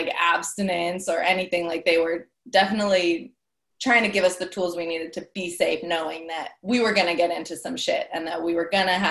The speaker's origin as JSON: {"language": "English", "area": "Bay Area", "region": "California", "country": "United States", "said": "I'm from the Bay Area"}